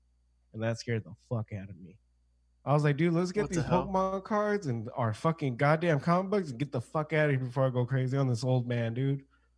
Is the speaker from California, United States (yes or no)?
yes; Anaheim, California, United States; I'm from California.